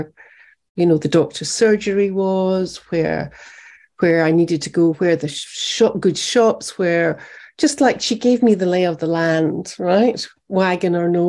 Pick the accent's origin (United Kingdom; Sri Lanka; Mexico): United Kingdom; moved away as an adult; also born or lived in America; me being British